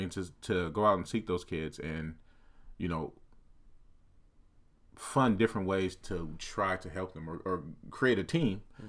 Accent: Portland, Oregon, United States; especially growing up in Portland, I know a lot of kids are like this.

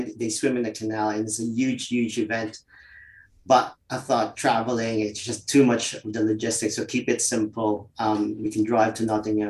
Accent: Winnipeg, Manitoba, Canada; born or raised there; moved away as an adult; also born or lived in Philippines; now in London, United Kingdom

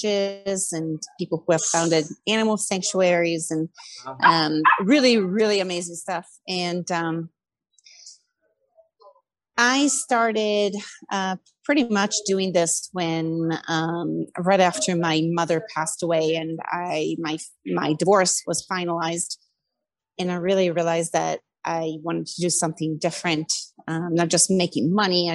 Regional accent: Milan, Lombardy, Italy; moved away; I'm originally I'm originally from Milan, Italy

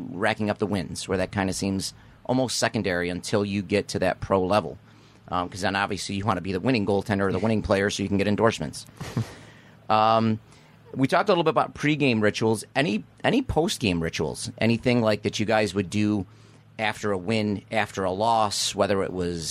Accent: Niagara Falls, New York, United States; now in Clarence, United States; I came from Niagara Falls

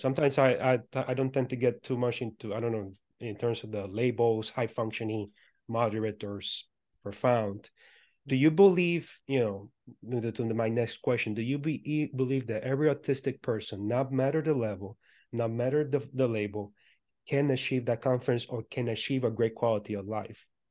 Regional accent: Puerto Rico; I was born and raised in Puerto Rico

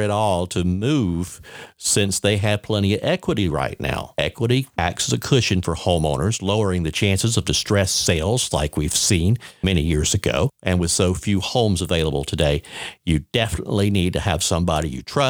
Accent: Warner Robins, Georgia, United States; my hometown of Warner Robins

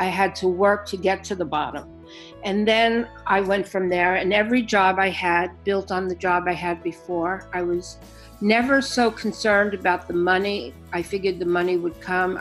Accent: New York City, New York, United States; I'm born and raised in Brooklyn

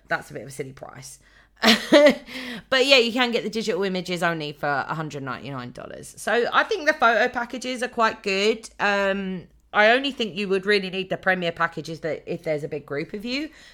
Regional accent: United Kingdom; we're British

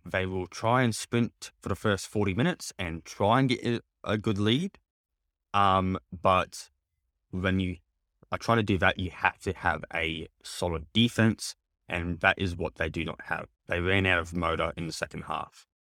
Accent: Queensland, Australia; being a Queenslander

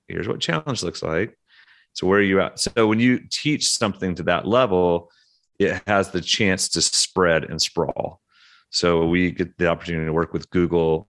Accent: Oklahoma, United States; moved away; also born or lived in Russia / Atlanta / London; I'm from Oklahoma

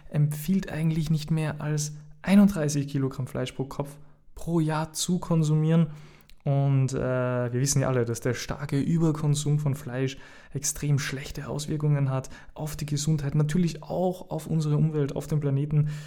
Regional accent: Austria; Ähm, ich bin ja Österreicher. Ihr wisst das. Ich bin Österreicher

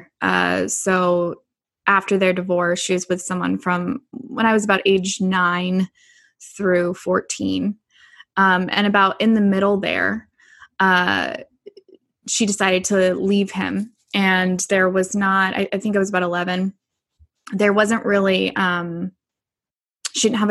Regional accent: Richmond, California, United States; So I grew up in the Bay Area in California. So I grew up in Richmond, California.

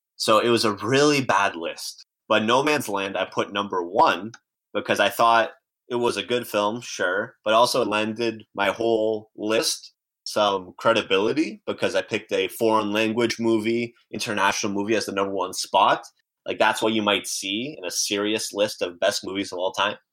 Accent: Windsor, Ontario, Canada; also born or lived in Tuzla, Bosnia and Herzegovina / Croatia; now in Toronto, Canada; First in Windsor, which is across the border from Detroit. So grew up with a lot of American television and movies

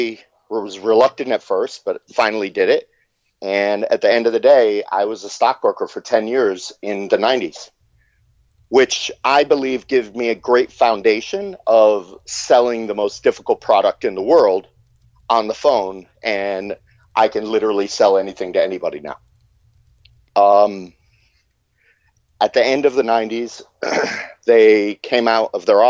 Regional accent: Fort Lauderdale, Florida, United States; also born or lived in Michigan; I was born in Michigan. We moved to Fort Lauderdale when I was three. And my dad was a Fort Lauderdale cop

